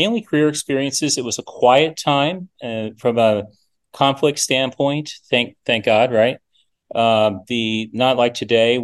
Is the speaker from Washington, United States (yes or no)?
yes; Seattle, Washington, United States; moved away as an adult; also born or lived in Minnesota; I grew up in Seattle, Washington